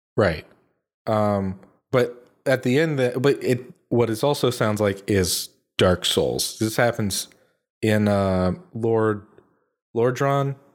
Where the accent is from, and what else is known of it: United States